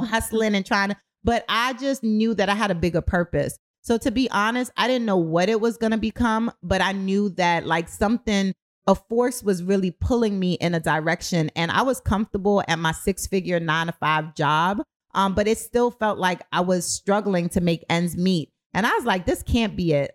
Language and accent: English; New York City, New York, United States; moved away as an adult; also born or lived in Kingston, Jamaica; now in Baltimore, United States; I'm from Brooklyn. I'm from the streets